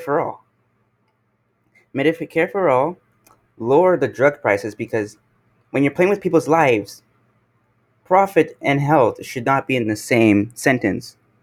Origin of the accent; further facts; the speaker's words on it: Canada; I'm here from Canada